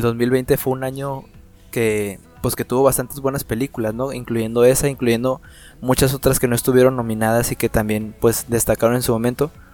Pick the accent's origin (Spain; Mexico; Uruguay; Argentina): Mexico; como mexicanos nosotros